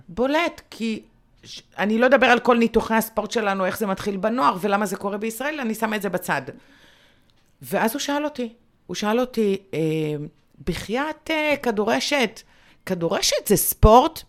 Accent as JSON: {"language": "Hebrew", "town": "Bat Yam", "region": "Tel Aviv District", "country": "Israel", "said": "אני מגיעה מבת ים"}